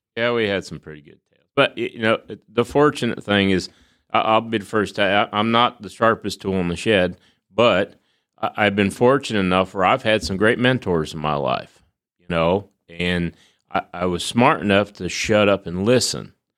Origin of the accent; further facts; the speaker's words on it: Marbledale, Connecticut, United States; I grew up in Northwest Connecticut, a little town called Marbledale